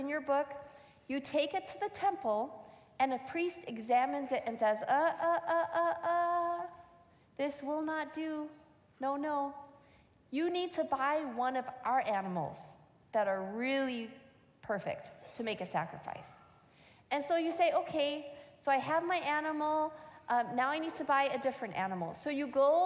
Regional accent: Michigan, United States; I grew up in Michigan, and this was my home church

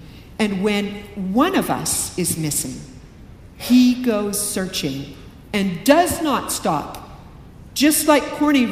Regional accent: Canada; now in Riverside, United States; I'm Canadian

